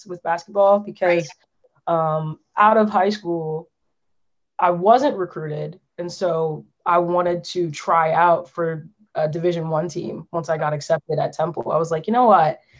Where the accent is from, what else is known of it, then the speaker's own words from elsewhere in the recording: Lansdowne, Pennsylvania, United States; I grew up right outside of Philly in the Lansdowne area, Delco.